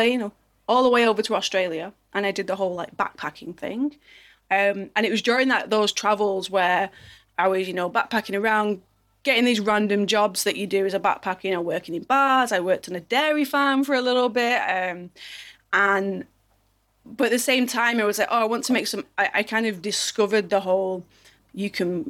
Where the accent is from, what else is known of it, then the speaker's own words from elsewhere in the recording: Manchester, North West England, United Kingdom; I'm from a place called Manchester